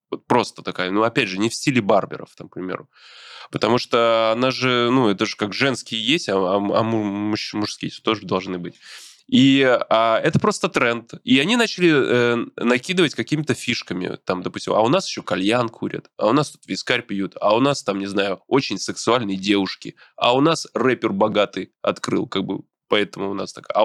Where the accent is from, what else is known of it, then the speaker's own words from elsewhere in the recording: Brest, Brest Region, Belarus; moved away; Я из Беларуси, из города Бреста.